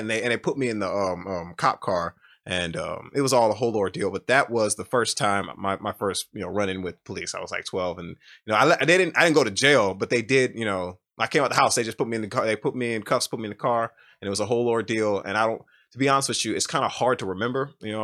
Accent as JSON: {"language": "English", "country": "United States", "said": "I'm from America"}